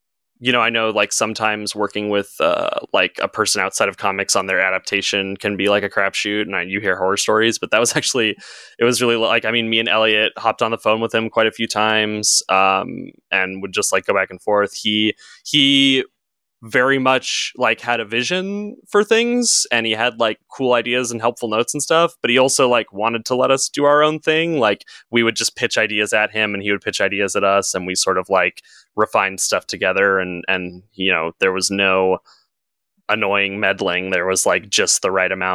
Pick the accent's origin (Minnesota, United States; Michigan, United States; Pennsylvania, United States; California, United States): California, United States; Southern; also born or lived in New York; I've born and raised in Southern California